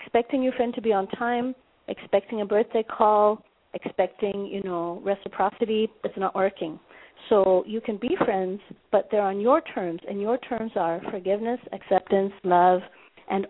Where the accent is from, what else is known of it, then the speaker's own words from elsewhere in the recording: Minnesota, United States; now in Johannesburg, South Africa; I'm in Joburg right now, but I'm from Minnesota